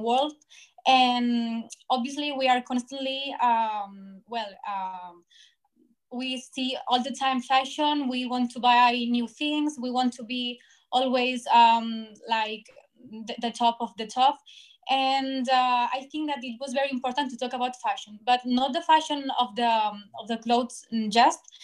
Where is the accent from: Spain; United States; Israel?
Spain; Barcelona, Catalonia; I'm from Barcelona, and I am studying journalists in Autonomous University